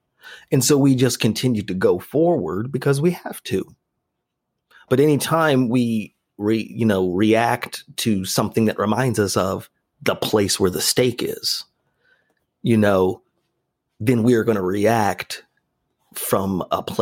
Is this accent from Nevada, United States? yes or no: yes; Las Vegas, Nevada, United States; I grew up in Vegas at a time when